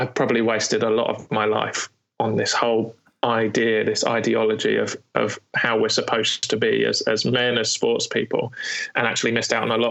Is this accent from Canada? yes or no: no; United Kingdom; especially as British